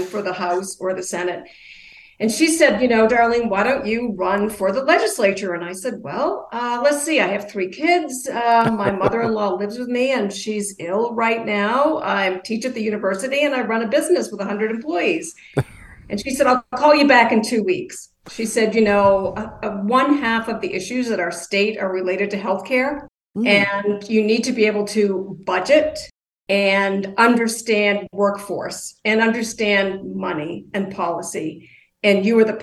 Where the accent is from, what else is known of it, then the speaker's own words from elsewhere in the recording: Maine, United States; also born or lived in Maryland; returned to my home state of Maine